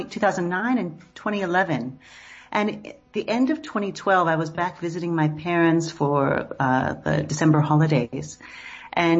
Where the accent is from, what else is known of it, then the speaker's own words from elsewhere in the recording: Seattle, Washington, United States; moved away as an adult; also born or lived in New York City; now in South Africa; where I grew up in Seattle and outside Seattle